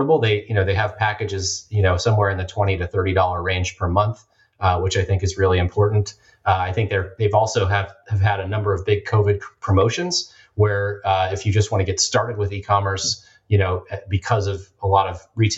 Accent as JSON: {"language": "English", "town": "Portland", "region": "Oregon", "country": "United States", "tie": "born or raised there", "said": "my hometown of Portland, Oregon"}